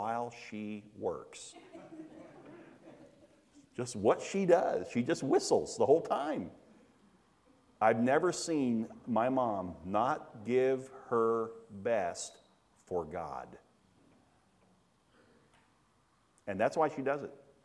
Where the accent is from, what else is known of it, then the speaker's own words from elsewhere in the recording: Daytona Beach, Florida, United States; we were raised in Daytona